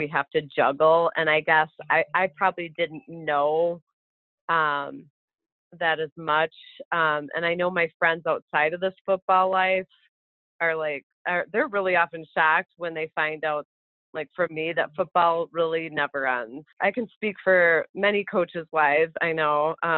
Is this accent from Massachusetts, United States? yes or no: no; Madison, Wisconsin, United States; moved away as an adult; I grew up in Madison, Wisconsin my whole life